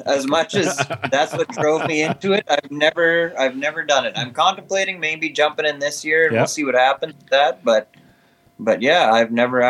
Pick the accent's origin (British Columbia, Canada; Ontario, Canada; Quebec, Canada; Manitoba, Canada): Manitoba, Canada; Pine Falls; also born or lived in Winnipeg; I was born and raised in Pine Falls.